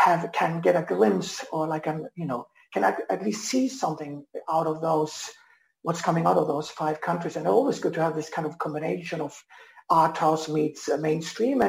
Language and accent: English; Germany; now in Iceland; I'm half German, born and bred in Germany